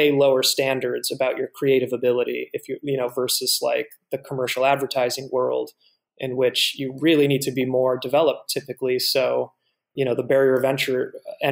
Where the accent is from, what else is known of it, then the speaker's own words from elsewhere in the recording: Fort Riley, Kansas, United States; moved away; also born or lived in Atlanta; I grew up mostly in Fort Riley, Kansas, which is kind of right there in the middle of Kansas near the school